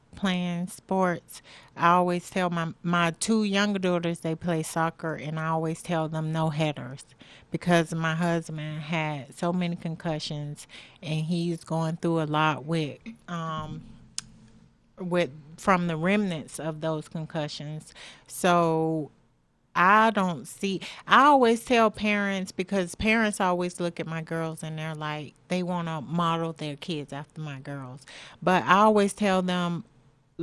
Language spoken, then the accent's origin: English; Florida, United States; we're from Florida, and in Florida, you had to play tackle football at 6 years old.